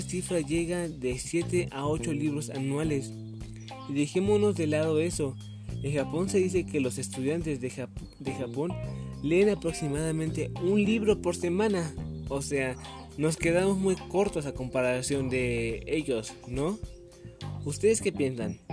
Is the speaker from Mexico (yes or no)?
yes; Mexico; como mexicanos